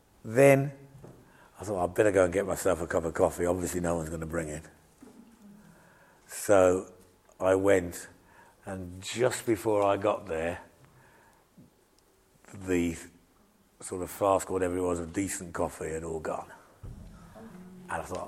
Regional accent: England, United Kingdom; I'm British

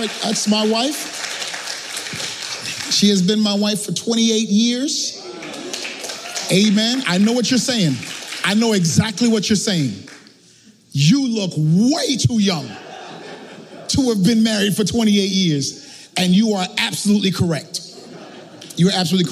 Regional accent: New York City, New York, United States; I'm from Brooklyn, right? Yeah. I'm from East New York

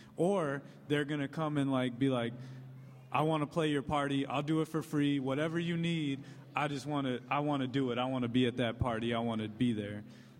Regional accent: Chicago, Illinois, United States; someone growing up in Chicago

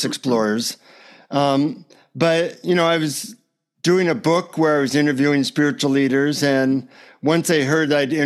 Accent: United States; from the United States

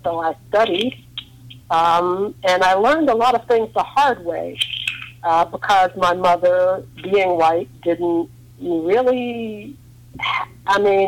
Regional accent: New York, United States; moved away as an adult; also born or lived in Harlem / Western Massachusetts / Northern Virginia; We grew up in New York

